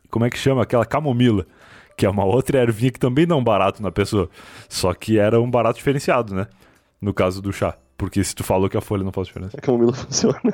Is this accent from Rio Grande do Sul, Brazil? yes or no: yes; Rio Grande do Sul, Brazil; sou gaúcho.